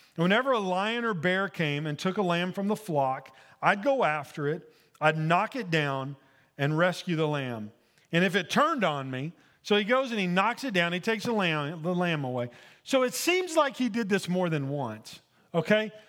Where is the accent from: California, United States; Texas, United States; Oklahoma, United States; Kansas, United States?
Oklahoma, United States; Ada; moved away; I grew up in Ada, Oklahoma